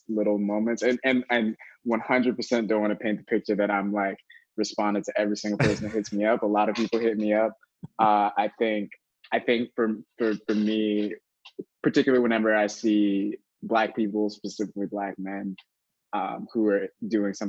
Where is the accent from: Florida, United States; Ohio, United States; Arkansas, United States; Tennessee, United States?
Florida, United States; Daytona Beach; moved away as an adult; now in Austin, United States; grew up in Daytona Beach originally, and went to school in Florida